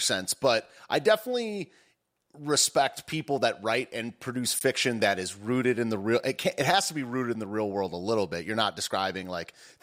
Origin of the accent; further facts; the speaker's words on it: United States; I'm an American